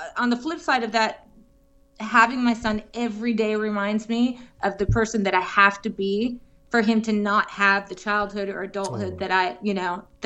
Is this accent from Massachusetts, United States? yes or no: yes; Massachusetts, United States; I grew up in Massachusetts